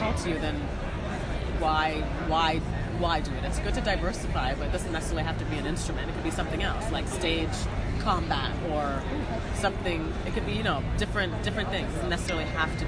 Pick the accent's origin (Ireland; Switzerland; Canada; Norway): Canada; Toronto, Ontario; moved away as an adult; now in United States; I'm from Toronto